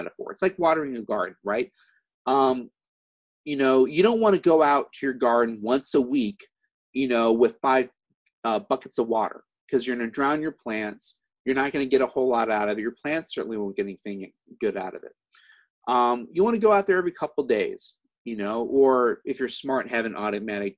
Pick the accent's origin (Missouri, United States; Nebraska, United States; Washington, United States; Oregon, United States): Missouri, United States; now in California, United States; my home state of Missouri